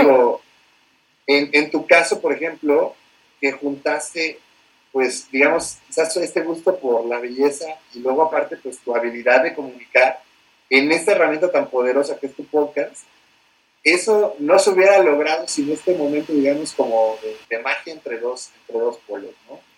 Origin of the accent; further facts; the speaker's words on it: Mexico City, Mexico; moved away as an adult; now in Puebla, Mexico; Yo soy originario de la Ciudad de México